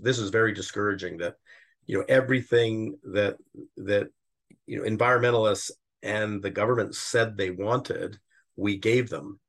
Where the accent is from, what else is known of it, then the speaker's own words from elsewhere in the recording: Calgary, Alberta, Canada; moved away; also born or lived in Toronto; I'm born in Calgary and I'm currently living here.